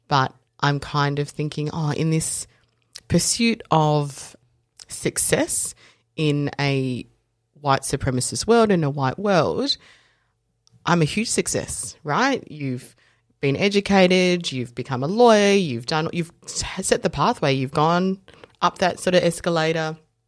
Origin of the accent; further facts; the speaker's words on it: South Africa; So I was born in South Africa and I am coloured South African. So in South Africa, there's whites, coloureds, blacks, traditionally, and I fit into that coloured mix.